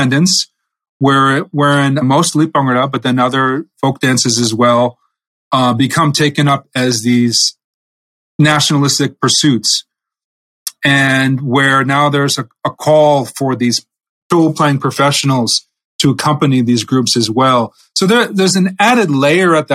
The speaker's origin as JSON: {"language": "English", "region": "New England", "country": "United States", "said": "I'm from New England, part of America"}